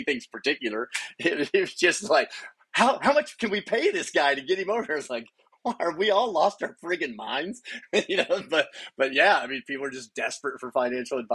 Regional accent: United States; moved away; also born or lived in Stillwater, Oklahoma / Abilene, Texas / Phoenix, Arizona; I grew up in small towns. I grew up in Stillwater, Oklahoma, and Abilene, Texas

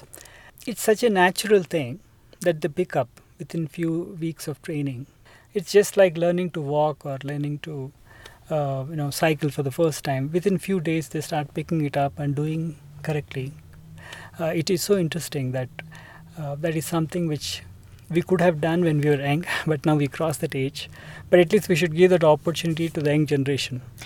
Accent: Hyderabad, Telangana, India; I am from India. So, I grew up mostly in Hyderabad.

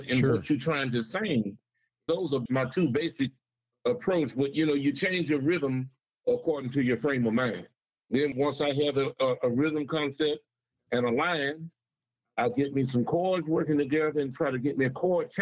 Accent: Saginaw, Michigan, United States; moved away as an adult; now in Bay City, United States; I grew up in Saginaw

